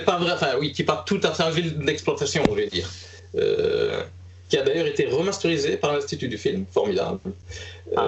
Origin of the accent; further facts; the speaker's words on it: Liège, Wallonia, Belgium; moved away as an adult; now in Stockholm, Sweden; donc, je suis liégeois, euh, avant d'être devenu stockholmois.